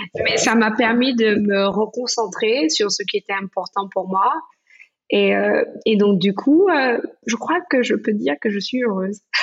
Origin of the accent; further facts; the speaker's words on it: Martinique; now in New York, United States; quand j'étais petite aux Antilles, en Martinique